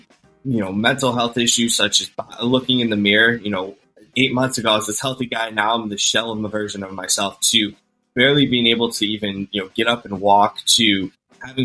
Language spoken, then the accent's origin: English; Cleveland, Ohio, United States; I'm from Cleveland, Ohio, and the clinic is, you know, one of the top hospitals in the country. So I was very lucky to have that on my doorstep